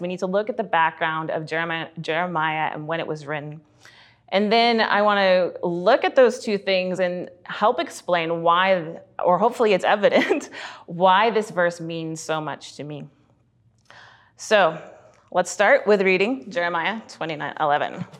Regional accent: British Columbia, Canada; also born or lived in Kelowna, British Columbia / Sylvan Lake, Alberta / Red Deer, Alberta / Edmonton, Alberta; when we were eight, we moved out to B C

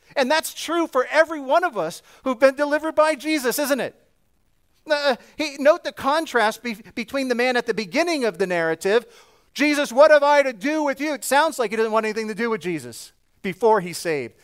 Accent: New Jersey, United States; I'm from New Jersey. We talk a bit fast.

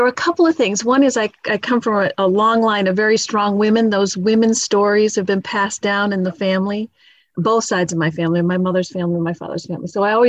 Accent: Lewiston, Maine, United States; moved away as an adult; now in Massachusetts, United States; I grew up in Lewiston, Maine, and my father was an attorney. My mom was a stay-at-home mom. There were four of us in the family.

